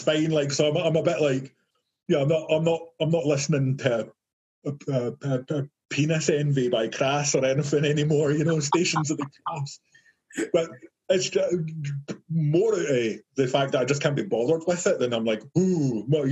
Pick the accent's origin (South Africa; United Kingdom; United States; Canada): United Kingdom; Livingston, Scotland; my hometown in this place called Livingston, and it's just like a nowhere town with nothing there. It's a big housing estate.